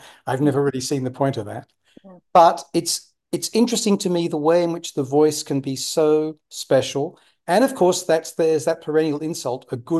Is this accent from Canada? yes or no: no; United Kingdom; accent: received pronunciation; I speak what linguists call received pronunciation in Britain